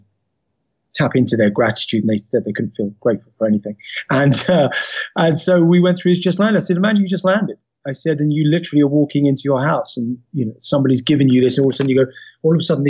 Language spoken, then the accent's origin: English; London, United Kingdom; I was from Peckham, Southeast London